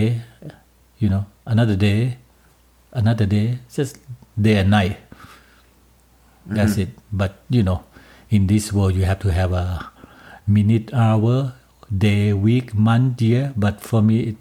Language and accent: English; Bangkok, Thailand; English is a second language; moved away as an adult; now in Calgary, Canada; I was born and raised in Bangkok, Thailand.